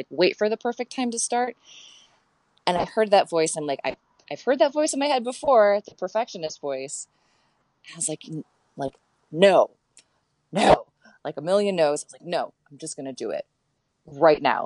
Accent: Ann Arbor, Michigan, United States; I grew up in Ann Arbor in the Midwest

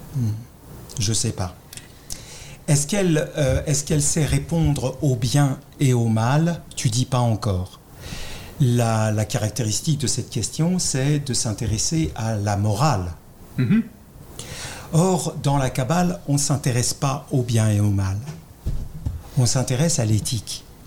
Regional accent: France; accent: French; vous l'avez reconnu à mon accent, je suis français

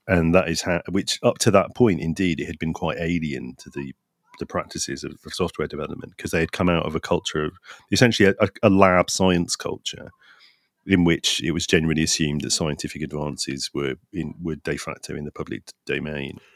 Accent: London, United Kingdom; I was from East London

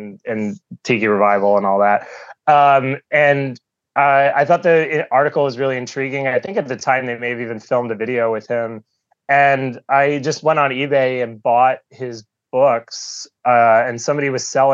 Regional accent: Southern California, United States; now in New York, United States; I grew up in Southern California

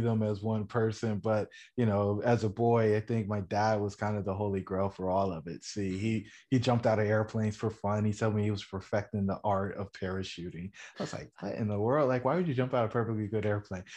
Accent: Fayetteville, North Carolina, United States; I grew up in Fayetteville, North Carolina, the son of a soldier.

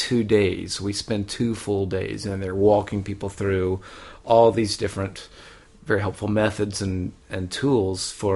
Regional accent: Charleston, South Carolina, United States; moved away as an adult; also born or lived in Japan; now in Melbourne, Australia; I'm from Charleston, South Carolina, and so I'm a son of the South

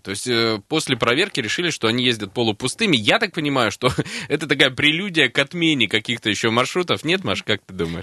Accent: Krasnoyarsk, Krasnoyarsk Krai, Russia; Я буду последний красноярец

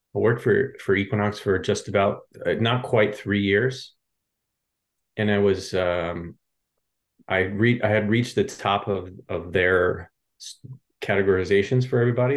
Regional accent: Pennsylvania outside Philadelphia, United States; moved away as an adult; also born or lived in Lehigh Valley, Pennsylvania; now in Los Angeles, United States; I grew up in Pennsylvania outside uh, Philadelphia.

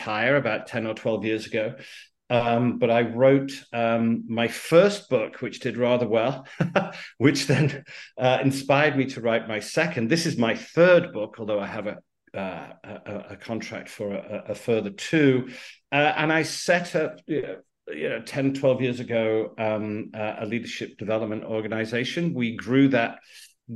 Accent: United Kingdom; Out of the UK, you could probably tell by the accent

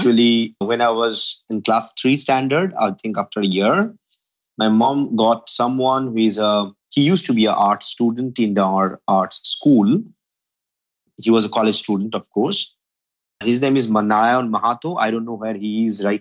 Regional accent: India; I grew up completely in India, full-fledged Indian, homegrown man.

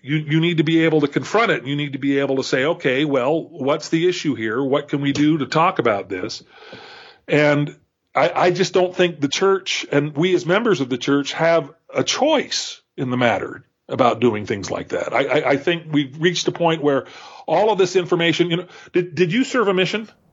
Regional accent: Calabasas, California, United States; I grew up in Southern California, not too far from Jeremy Runnels. Uh, I was in Calabasas, California

